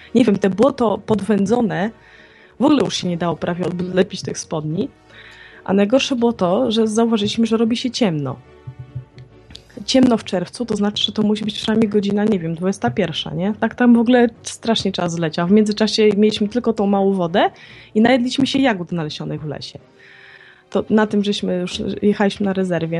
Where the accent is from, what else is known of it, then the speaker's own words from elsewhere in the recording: Białystok, Podlaskie Voivodeship, Poland; moje okolice, bo ja jestem, e, tak z urodzenia Białostoczanką.